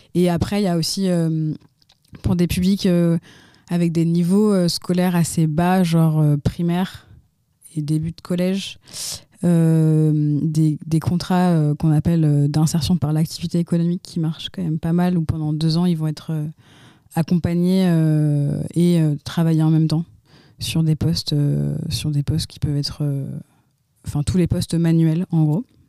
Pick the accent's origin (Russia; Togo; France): France; Lyon, Auvergne-Rhône-Alpes; also born or lived in Turkey / Montreal, Canada / Mexico; je suis lyonnaise. J'ai plus ou moins toujours un peu grandi euh, autour de Lyon